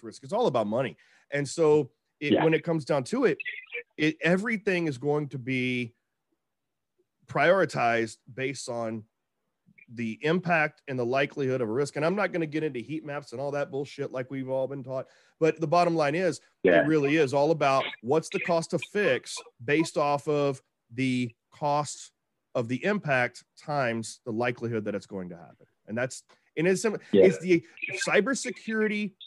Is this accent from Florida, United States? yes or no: no; Texas, United States; I'm from Texas